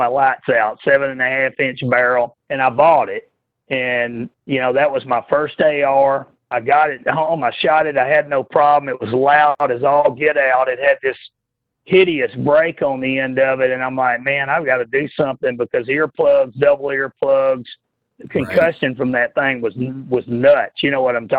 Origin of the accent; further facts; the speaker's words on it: Texas, United States; growing up in Texas